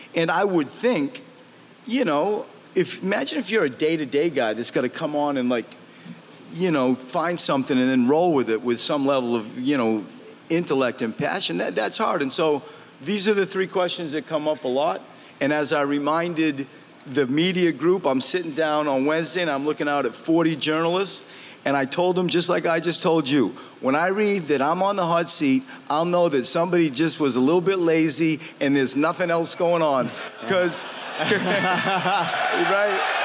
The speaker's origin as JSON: {"language": "English", "region": "Maine", "country": "United States", "tie": "born or raised there", "said": "I grew up in the woods. Like I grew up in Maine"}